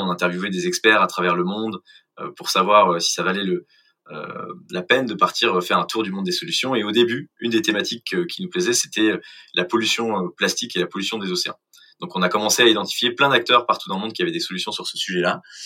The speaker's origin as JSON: {"language": "French", "town": "Clamart", "region": "Île-de-France", "country": "France", "also_born_or_lived": "England / Brazil / Mexico", "said": "je suis euh, originaire de Clamart, de la banlieue parisienne"}